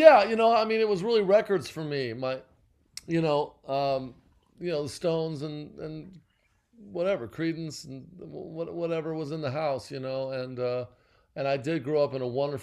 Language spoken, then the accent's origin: English; La Habra, California, United States; I grew up in Orange County. I grew up in a town.